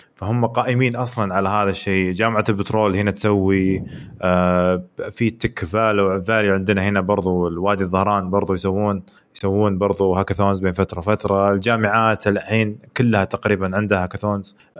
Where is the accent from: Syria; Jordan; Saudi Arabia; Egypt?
Saudi Arabia; احنا كشعب سعودي